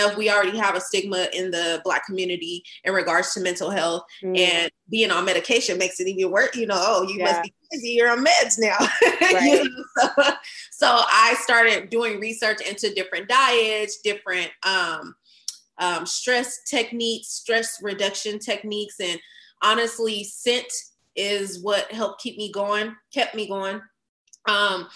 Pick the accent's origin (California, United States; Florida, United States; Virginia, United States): California, United States; Fresno; moved away as an adult; now in Dallas, United States; at the time I was living in my hometown, Fresno